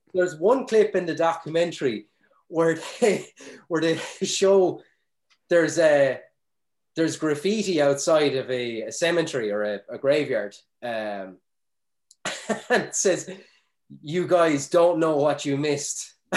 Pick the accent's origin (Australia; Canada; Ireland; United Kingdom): Ireland; we throw out as Irish people